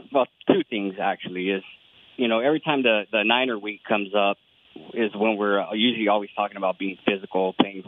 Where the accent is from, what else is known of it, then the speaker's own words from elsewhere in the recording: California, United States; also born or lived in Dallas–Fort Worth, Texas; born and raised in California. Lived out there in the DFW for about 2.5 years before I moved back to San Francisco.